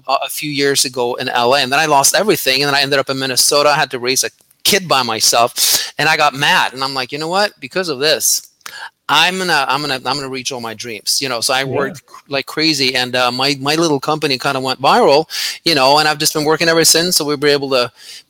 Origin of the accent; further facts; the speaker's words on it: Norway; I grew up in Norway